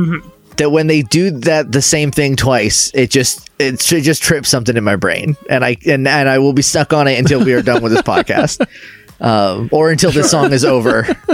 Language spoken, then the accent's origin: English; New England, United States; because I grew up in New England